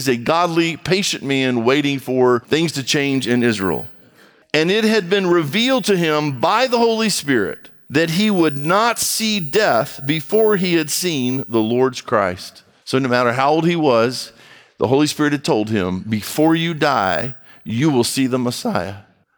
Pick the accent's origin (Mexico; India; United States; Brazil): Brazil; I grew up in Brazil. My brother and I grew up in Brazil.